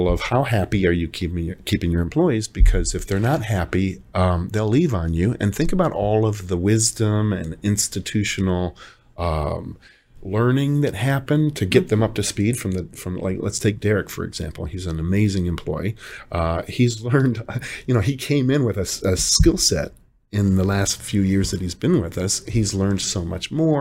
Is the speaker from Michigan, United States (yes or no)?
yes; Detroit, Michigan, United States; moved away; from Detroit